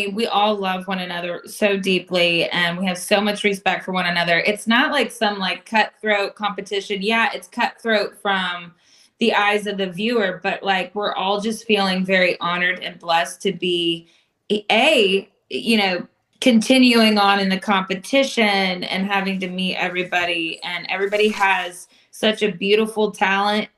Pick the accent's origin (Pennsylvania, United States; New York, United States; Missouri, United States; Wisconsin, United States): Pennsylvania, United States; Williamsport; now in Nashville, United States; I'm originally from Williamsport, Pennsylvania